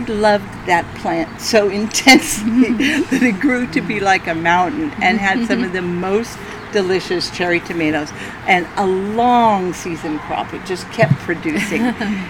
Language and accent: English; California, United States; Central California.